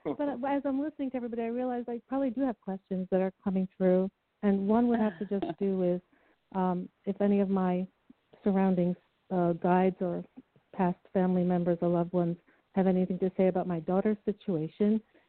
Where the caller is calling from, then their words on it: New York, United States; Yes, I'm from New York.